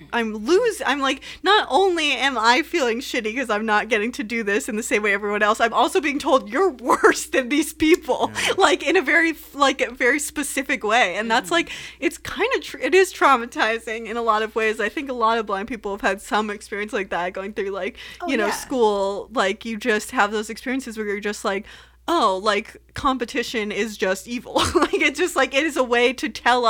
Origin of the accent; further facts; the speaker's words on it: Southern California, United States; moved away; I came from Southern California, so you can't exist without driving, but I somehow did it until I moved away